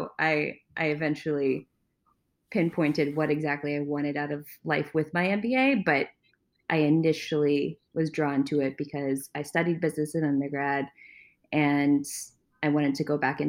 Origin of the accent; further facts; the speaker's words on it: Maryland, United States; I grew up in Maryland primarily. I say this because I was an Army brat, so we moved around beforehand, but I spent the most time in Maryland.